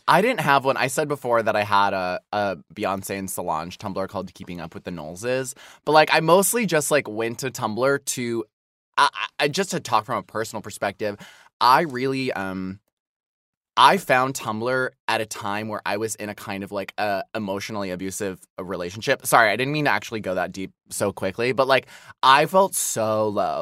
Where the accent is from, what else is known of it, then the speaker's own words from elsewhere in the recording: Midwest, United States; moved away as an adult; I grew up in the Midwest